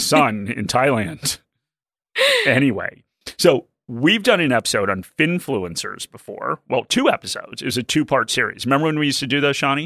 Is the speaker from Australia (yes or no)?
yes; Australia; as an Australian